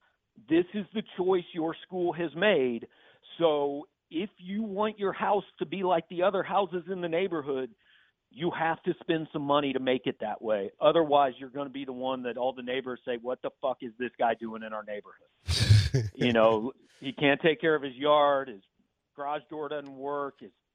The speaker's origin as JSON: {"language": "English", "town": "Kansas City", "region": "Missouri", "country": "United States", "tie": "born or raised there", "said": "People think I'm from Kansas because I grew up in Kansas City."}